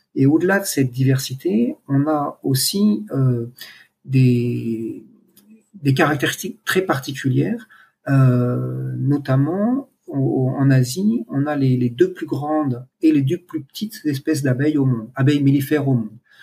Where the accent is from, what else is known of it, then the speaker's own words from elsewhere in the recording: France; moved away as an adult; now in Cambodia; je suis français, j'ai 53 ans et je vis au Cambodge depuis un peu plus de 13 ans maintenant